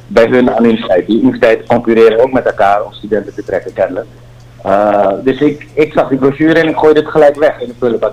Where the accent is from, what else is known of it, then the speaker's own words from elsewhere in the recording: Suriname; moved away; also born or lived in Nickerie / Netherlands; Suriname, daar waar ik vandaan kom